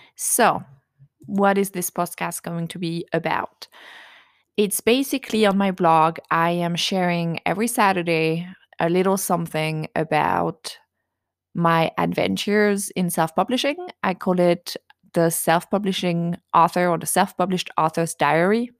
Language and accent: English; France; accent: French; English is a second language; moved away as an adult; also born or lived in United States; now in near Washington, D.C., United States; I was raised in a tiny village in France